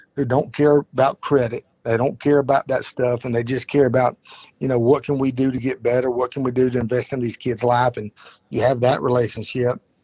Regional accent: Mapleton, Georgia, United States; we grew up in Mapleton

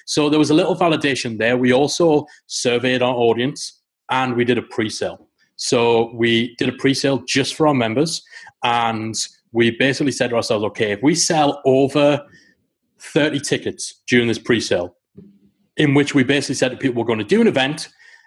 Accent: Newcastle upon Tyne, North East England, United Kingdom; It's in Newcastle upon Tyne. I chose that location because it's my hometown.

